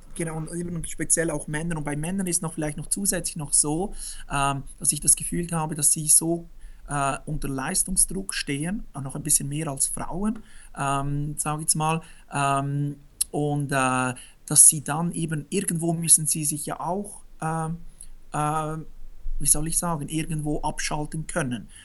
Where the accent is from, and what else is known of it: Switzerland; born or raised there